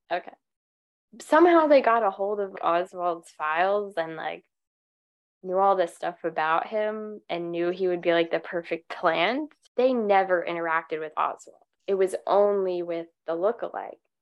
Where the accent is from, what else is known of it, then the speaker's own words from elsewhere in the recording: United States; As an American